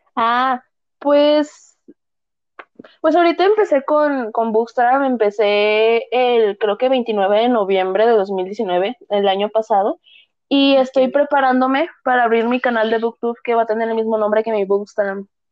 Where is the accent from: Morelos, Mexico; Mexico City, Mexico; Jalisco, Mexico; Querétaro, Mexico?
Jalisco, Mexico; Guadalajara; soy de Guadalajara, Jalisco, aquí en México